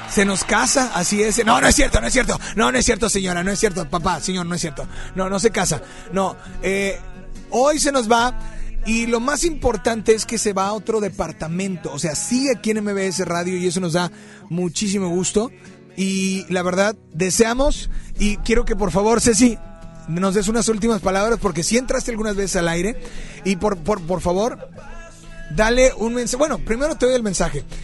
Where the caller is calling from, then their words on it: Guadalupe, Nuevo León, Mexico; De aquí de Guadalupe.